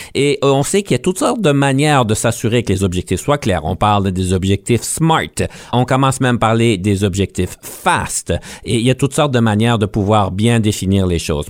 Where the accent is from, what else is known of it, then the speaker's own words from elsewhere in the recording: Ontario, Canada; on est franco-ontarien, donc on comprend l'anglais